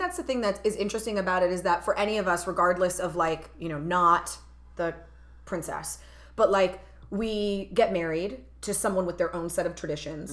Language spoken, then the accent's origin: English; United States; born and raised as an American, I feel like all of those cultural identities are part of me as well because I grew up with them